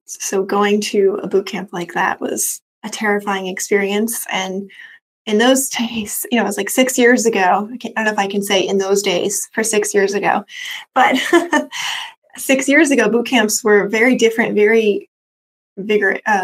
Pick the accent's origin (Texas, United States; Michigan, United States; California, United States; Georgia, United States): California, United States; Sacramento; also born or lived in San Francisco, California; now in Marin, United States; I grew up in Sacramento, California, about 2 hours outside of the city in East Sacramento